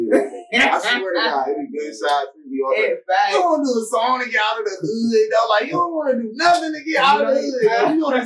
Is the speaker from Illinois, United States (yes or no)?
no; Bartlett, Tennessee, United States; I'm from Bartlett